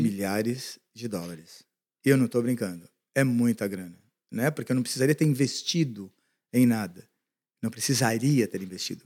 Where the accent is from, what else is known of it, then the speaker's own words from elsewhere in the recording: Brazil; moved away as an adult; now in United States; como brasileiro